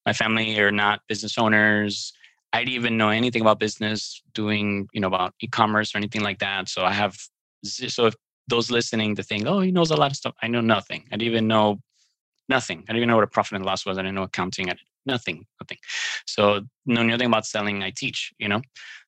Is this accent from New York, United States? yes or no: yes; New York City, New York, United States; born there; now in Miami, United States; I live in Miami, Florida. I was born in New York City, Brooklyn. I'm Cuban, soy cubano.